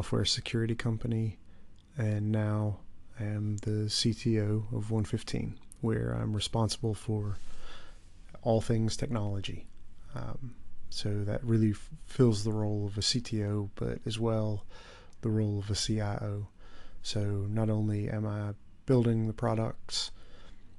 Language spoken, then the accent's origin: English; West Virginia, United States; moved away as an adult; now in Dublin, Ireland; I am originally from West Virginia in the U.S. I currently live in Dublin, Ireland, where I've lived for almost 10 years.